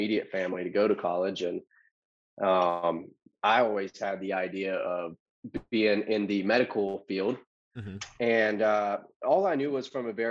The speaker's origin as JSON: {"language": "English", "town": "Loganville", "region": "Georgia", "country": "United States", "tie": "born or raised there", "also_born_or_lived": "Alpharetta, Georgia", "said": "I grew up here in Georgia in a small town called Loganville"}